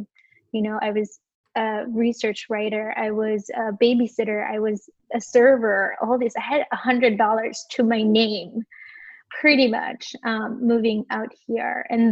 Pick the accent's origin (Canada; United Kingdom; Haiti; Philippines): Philippines; moved away as an adult; now in New York City, United States; I was born and raised in the Philippines and migrated here 10 years ago, almost 10 years ago